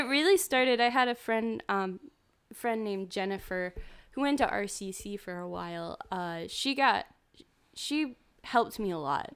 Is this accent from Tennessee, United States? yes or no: no; Winston-Salem, North Carolina, United States; I'm from Winston-Salem, which is, like, twenty, thirty minutes away from Greensboro.